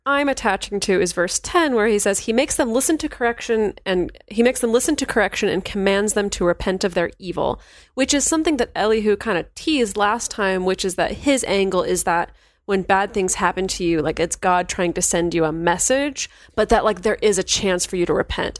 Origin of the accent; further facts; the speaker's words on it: Chico, California, United States; moved away; my hometown of Chico, California